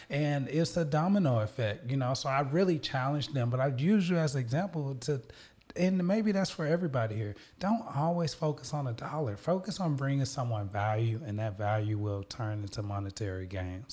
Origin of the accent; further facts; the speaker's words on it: Little Rock, Arkansas, United States; moved away as an adult; now in Houston, United States; I'm from Little Rock, Arkansas, moved to Houston